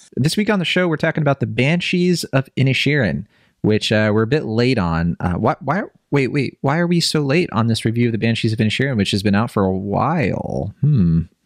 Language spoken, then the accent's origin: English; Virginia, United States; I grew up in Virginia